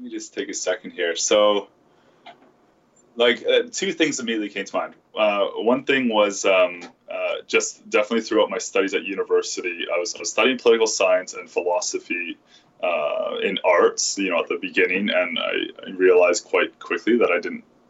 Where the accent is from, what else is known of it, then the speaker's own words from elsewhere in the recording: Vancouver, British Columbia, Canada; I was born and raised in Vancouver.